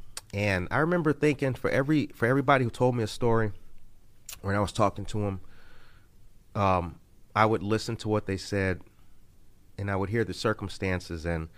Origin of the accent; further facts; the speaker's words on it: Harvey, Illinois, United States; But my dad lived in the same house that I grew up in Harvey, Illinois.